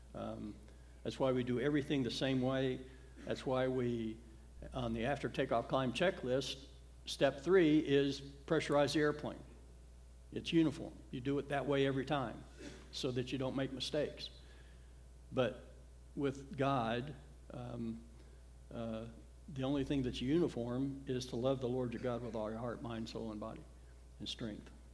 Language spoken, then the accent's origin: English; the South, United States; when I was growing up in the South in the 60s and 70s